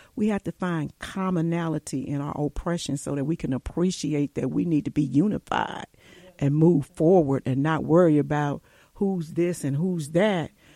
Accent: Cleveland, Ohio, United States; I grew up poor in Cleveland

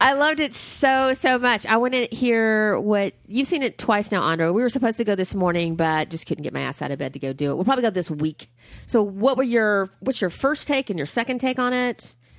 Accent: Huntsville, Alabama, United States; my hometown is cheering. Huntsville, Alabama

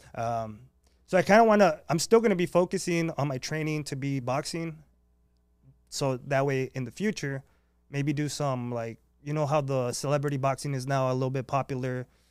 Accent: San Diego, California, United States; I grew up in San Isidro

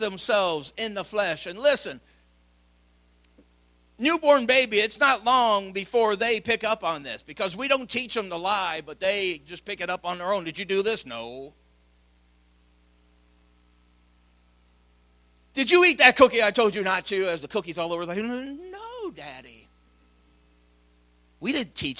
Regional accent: Madison, Illinois, United States; an all boy growing up in Madison, Illinois

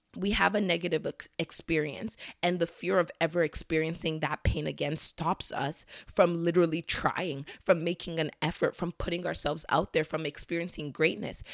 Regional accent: Nigeria; As a Nigerian

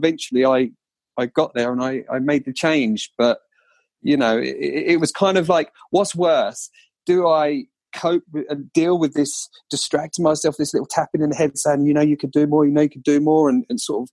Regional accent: Colchester, East of England, United Kingdom; accent: Colchester; my Colchester accent

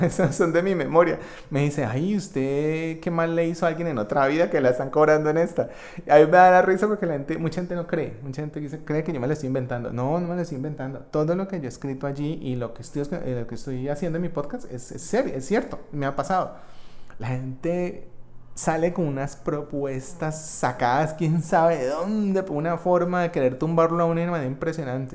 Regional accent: Colombia; mi experiencia en este país, que es el país donde yo nací y crecí

